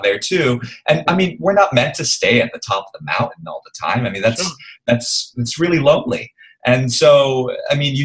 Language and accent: English; New York, United States; now in Singapore; I grew up in New York, right? So, and I went to a very academic high school